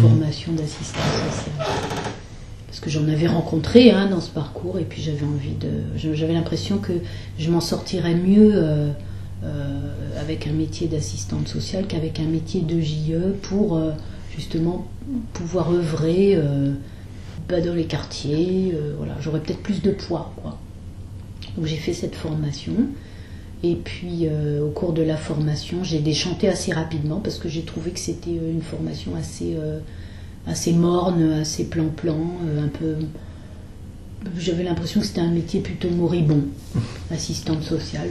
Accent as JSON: {"language": "French", "town": "Blanc-Mesnil", "region": "Île-de-France", "country": "France", "tie": "born or raised there", "said": "je viens de, de Blanc-Ménil dans le 93 voilà, où j'ai passé toute mon enfance et toute ma jeunesse et mes années de lycée aussi dans cette banlieue-là"}